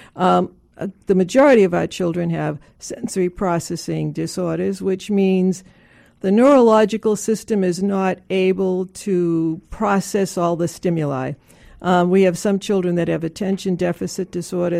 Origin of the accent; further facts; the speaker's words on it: Boston, Massachusetts, United States; moved away as an adult; also born or lived in Washington, D.C.; I grew up in Boston and I left to go to graduate school in D C